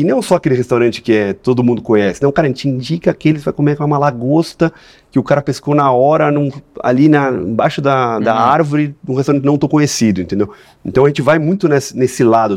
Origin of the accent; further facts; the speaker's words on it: São Paulo, Brazil; Sou de São Paulo, nunca tinha ido para o Espírito Santo